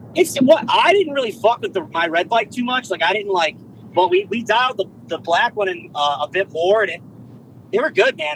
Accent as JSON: {"language": "English", "region": "East Coast", "country": "United States", "said": "we're from the East Coast"}